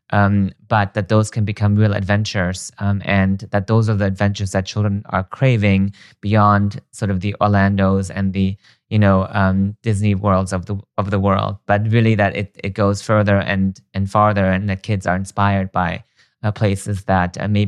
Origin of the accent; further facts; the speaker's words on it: Germany; English is a second language; I was born and raised in Germany and I've traveled a lot throughout my childhood